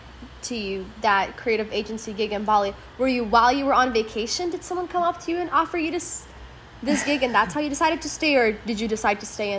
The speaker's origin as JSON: {"language": "English", "country": "Lithuania", "moved": "yes", "said": "I'm from Europe myself. I'm from Lithuania. So I used to come to London all the time"}